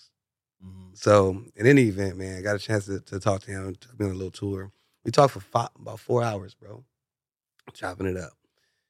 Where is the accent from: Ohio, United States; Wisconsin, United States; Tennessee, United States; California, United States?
California, United States; Compton; I don't walk like, I don't talk like, I don't dress like, I don't move like I'm from Compton. I'm listening to this from people that's all across the world. I've been in Compton my whole life.